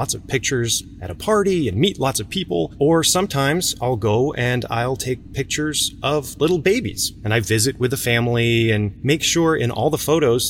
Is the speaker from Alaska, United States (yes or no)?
no; New York City, New York, United States; I'm from New York City, and I'm a photographer.